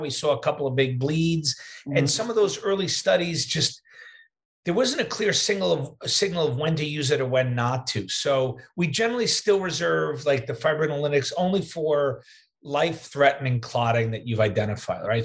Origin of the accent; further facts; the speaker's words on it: New York, United States; moved away as an adult; also born or lived in Wisconsin; now in Midwest, United States; I'm a New Yorker, but I live in the Midwest now